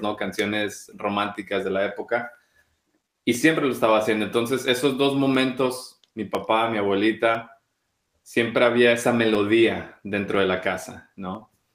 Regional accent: Mexico; moved away as an adult; now in London, United Kingdom; siendo mexicano

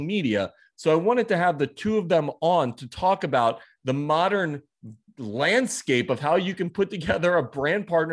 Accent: New York City, New York, United States; I'm a New Yorker

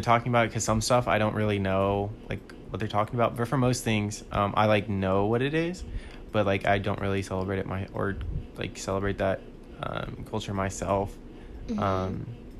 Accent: Fort Worth, Texas, United States; I'm from Fort Worth, so I was born here.

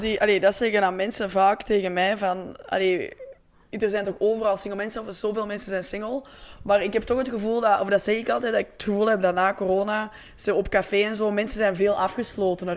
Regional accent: Antwerp, Flanders, Belgium; We zijn eigenlijk alle twee van Antwerpen

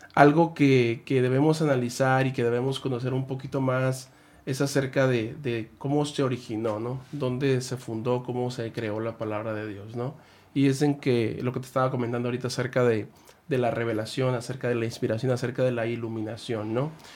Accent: Guamúchil, Sinaloa, Mexico; also born or lived in El Fuerte, Sinaloa; now in Ensenada, Mexico; yo soy de Sinaloa, de Guamuchil, y ya estuve pues en Guamuchil, El Fuerte

